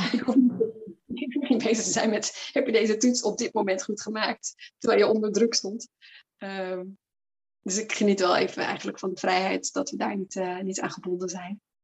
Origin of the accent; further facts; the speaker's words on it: Flanders, Belgium; accent: Flemish; now in Netherlands; Ik kom van origine uit België, geboren en okay. getogen uit het Nederlands gezien. Dus als ik daar weer ben bij mijn familie, dan gaat de Vlaamse knop aan